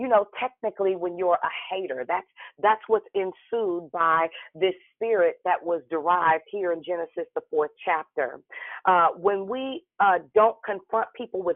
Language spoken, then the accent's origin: English; Richmond, California, United States; now in Vallejo, United States; I'm from Richmond